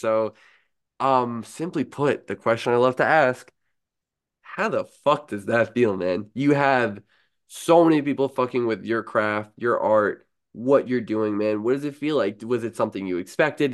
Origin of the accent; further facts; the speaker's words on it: New York, United States; as a New Yorker here